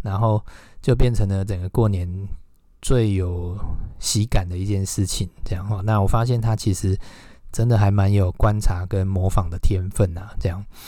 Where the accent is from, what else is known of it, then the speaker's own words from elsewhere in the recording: Huwei, Yunlin County, Taiwan; moved away; 回到我的家乡湖尾